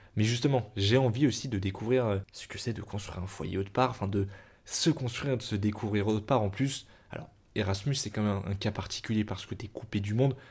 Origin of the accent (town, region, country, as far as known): Paris, Île-de-France, France; born or raised there